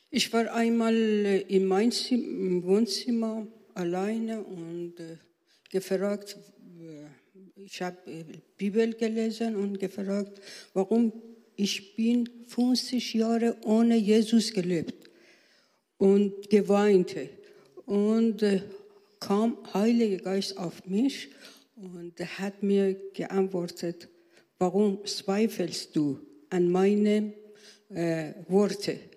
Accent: Iran; born there; German is a second language; Ja, ich bin in Persien geworden. Und äh, ich habe äh, als Lehrerin in Arak, Isfahan und äh, Teheran gearbeitet.

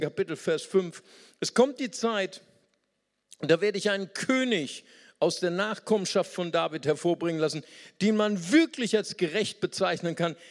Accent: Germany; Für uns als Deutsche

